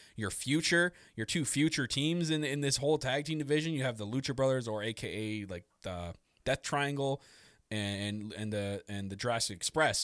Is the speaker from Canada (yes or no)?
yes; Canada; I'm very Canadian